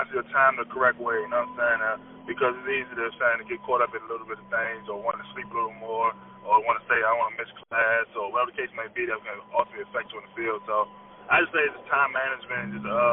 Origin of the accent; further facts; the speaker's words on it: Maryland, United States; representing my hometown, University of Maryland